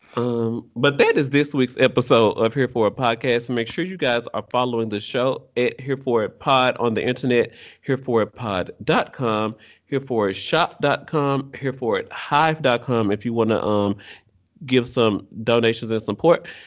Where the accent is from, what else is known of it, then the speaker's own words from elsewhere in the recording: United States; I'm American